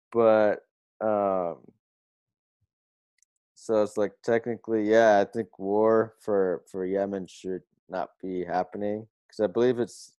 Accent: Palo Alto, California, United States; also born or lived in Portugal; I'm born here too. Well, San Francisco Bay Area, Palo Alto, but like, you know, I was also in Portugal because, you know, my family's there.

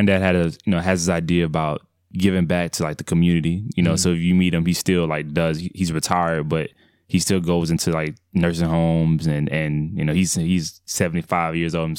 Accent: Atlanta, Georgia, United States; So I was born and raised in Atlanta, Georgia. So primarily on the Cascade, that area, so near the airport.

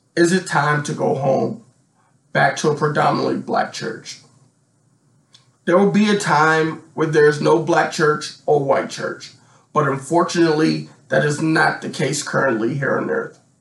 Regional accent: Washington, District of Columbia, United States; I grew up in Washington, D.C., when Chocolate City was still a real thing

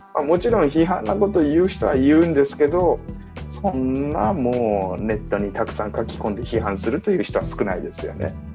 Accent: Japan; 日本生まれ日本育ち

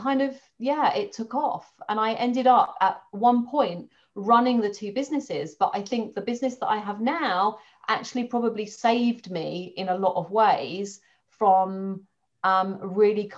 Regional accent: London, United Kingdom; moved away as an adult; now in Dorset, United Kingdom; I'm a Londoner, lived in London all my life

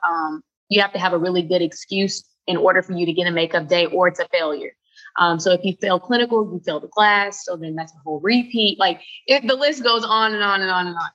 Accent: Louisville, Kentucky, United States; moved away as an adult; now in Charleston, United States; I'm from Louisville, Kentucky originally, and I just moved uh, to Charleston, South Carolina three weeks ago

